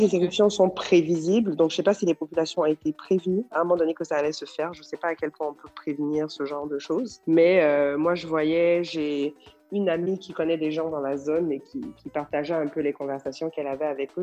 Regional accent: Côte d’Ivoire; chez nous en Côte d'Ivoire

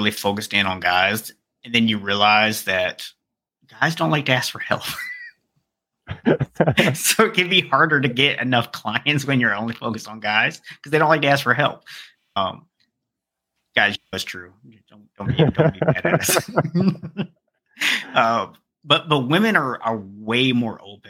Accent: Pensacola, Florida, United States; now in Atlanta, United States; I'm from Pensacola, so I live in Atlanta right now

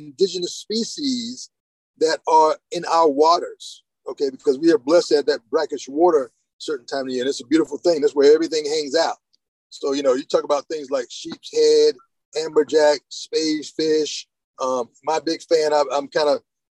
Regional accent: New Bern, North Carolina, United States; I grew up in Eastern North Carolina, a place called New Bern

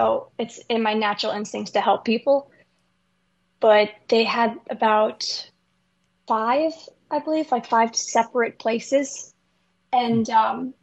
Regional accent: Port Jefferson, New York, United States; also born or lived in Miller Place, New York; we moved from Miller Place to Port Jefferson, New York

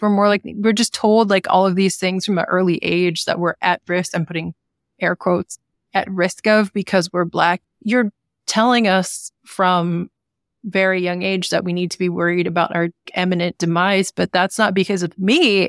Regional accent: Sacramento, California, United States; also born or lived in Oregon / Oakland; I grew up in Sacramento

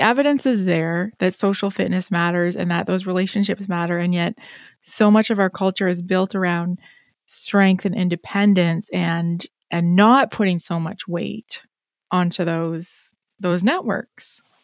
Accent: Canada; I will own it as a Canadian

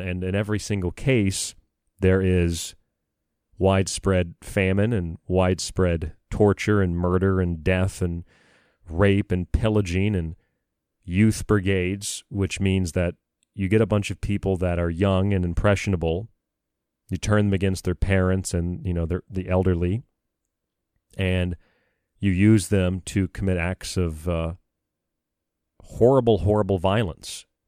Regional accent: United States

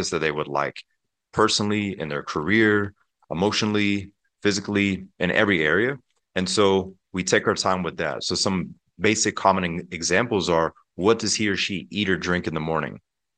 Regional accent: Pensacola, Florida, United States; Pensacola, Florida, and the Panhandle. If people are familiar with the Blue Angel Air Show, that's my home state and home city. But growing up there, we had a beautiful home in Pensacola.

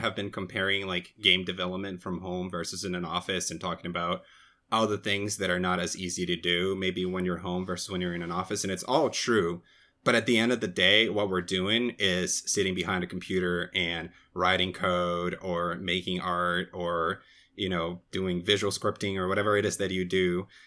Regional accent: Brazil; moved away as an adult; now in United States; I was born and raised in Brazil

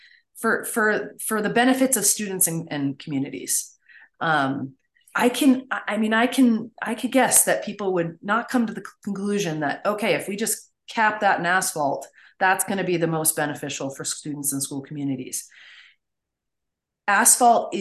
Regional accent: Maine, United States; my home state of Maine

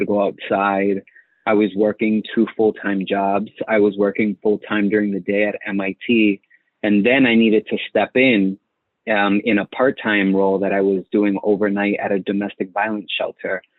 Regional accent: Boston, Massachusetts, United States; moved away as an adult; also born or lived in Connecticut / Malden / Dominican Republic (father) / Guatemala (mother); now in Los Angeles, United States; originally from Jamaica Plain, JP in Boston, 617 till the day

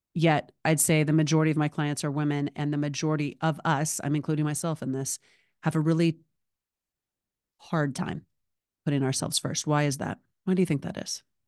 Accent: Alabama, United States; moved away as an adult; now in Los Angeles, United States; Born and raised in Alabama, currently living in Los Angeles. It's only been twenty-two years

